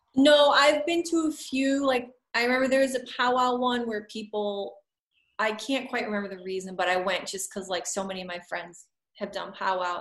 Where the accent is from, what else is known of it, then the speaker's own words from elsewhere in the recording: Shrewsbury, Massachusetts, United States; also born or lived in Phoenix / Boston / New York; now in Worcester, United States; I grew up in Shrewsbury, and I lived all over. Like, I lived in Phoenix, and then Boston, and New York